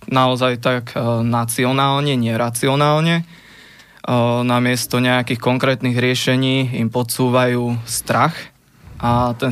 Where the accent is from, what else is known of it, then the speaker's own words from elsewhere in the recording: Rumince, Banská Bystrica Region, Slovakia; presne z Ruminiec, to je obec v Rimavsko-Sobotskom okrese pri slovensko-maďarských hraniciach.